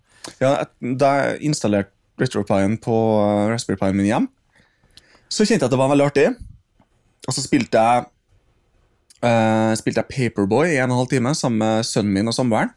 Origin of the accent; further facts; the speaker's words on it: Trondheim, Trøndelag, Norway; Der hvor jeg vokste opp, på Saupstad